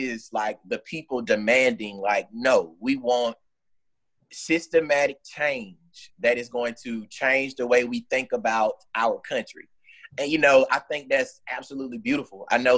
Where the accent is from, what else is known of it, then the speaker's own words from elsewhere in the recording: Georgia, United States; moved away as an adult; now in Birmingham, United States; I'm from Georgia originally. And, you know, for, I would say, probably like a year and a half, I was still registered in Georgia. So I would, like, drive all the way to South Georgia to vote. But I'm in Birmingham